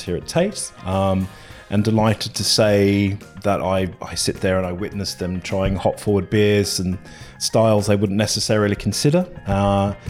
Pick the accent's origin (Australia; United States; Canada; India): Australia; moved away as an adult; now in London, United Kingdom; I'm from Australia, so where beer is kind of pretty nondescript. And I came over here in my 20s